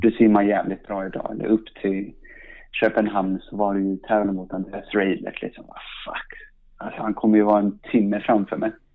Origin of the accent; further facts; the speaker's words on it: Stockholm, Stockholm County, Sweden; jag är uppvuxen i, uppvuxen i Stockholm, i Sandskobaden